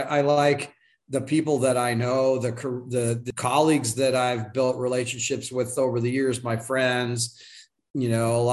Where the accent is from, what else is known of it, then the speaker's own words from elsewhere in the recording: Phoenix, Arizona, United States; also born or lived in Tucson, Arizona; I'm a native Arizonan. So I was born in Tucson in the 60s. We moved up to Phoenix when I was in like fifth grade, and lived here ever since